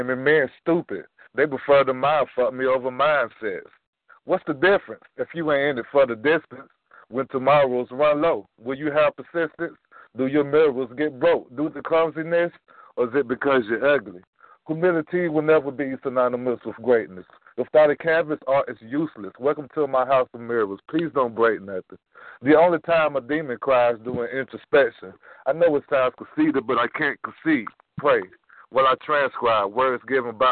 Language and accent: English; Georgia, United States; I'm from South Long, Georgia.